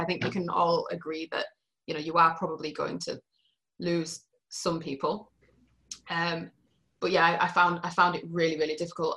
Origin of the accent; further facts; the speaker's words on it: Yorkshire and the Humber, United Kingdom; moved away as an adult; now in Matane, Canada; I'm from Yorkshire